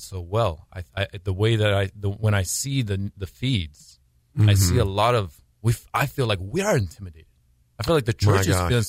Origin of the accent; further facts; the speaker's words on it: United States; But, oh, I mean, I'm American, actually. I was mm-hmm. born here.